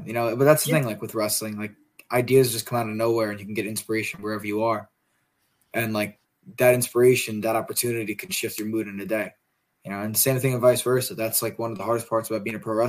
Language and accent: English; Long Island, New York, United States; also born or lived in Binghamton, New York; I'm originally from Long Island